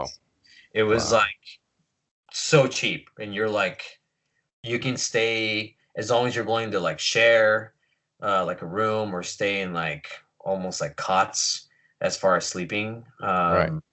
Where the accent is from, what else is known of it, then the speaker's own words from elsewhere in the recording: Long Beach, California, United States; also born or lived in San Francisco; Born and raised here in Long Beach, uh, first generation